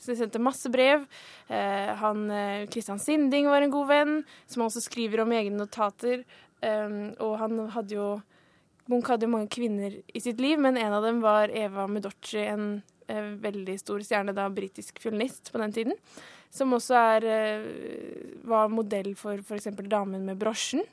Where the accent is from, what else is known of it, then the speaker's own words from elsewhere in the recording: Oslo, Norway; jeg kommer fra Vålinga Etterstad